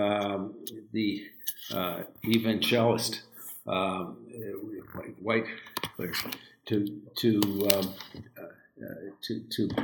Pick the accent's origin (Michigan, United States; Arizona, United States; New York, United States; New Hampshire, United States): Michigan, United States; Detroit; Detroit, my hometown